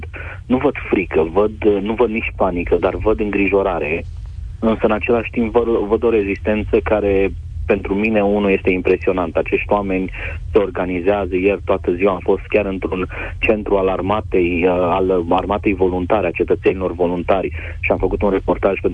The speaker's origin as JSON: {"language": "Romanian", "country": "Romania", "said": "te opresc ca jurnalist, întreabă de unde ești, din România."}